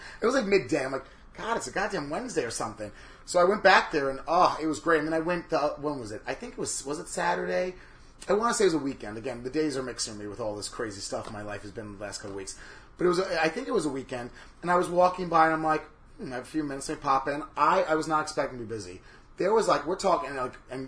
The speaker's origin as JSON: {"language": "English", "region": "New York", "country": "United States", "said": "I am a New Yorker through and through"}